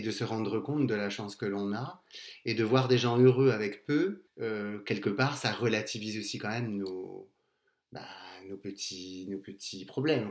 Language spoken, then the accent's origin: French; Castres, Occitania, France; je viens du sud, de Castres, et bah, j'ai bientôt 43 ans